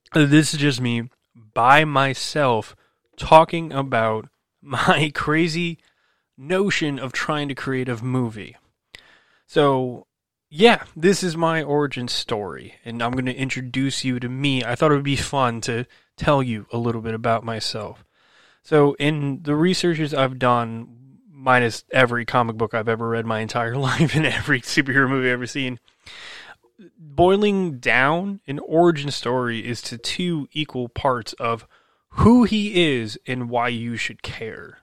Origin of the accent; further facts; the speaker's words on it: New Jersey, United States; also born or lived in New York City / Illinois; I was born and raised in New Jersey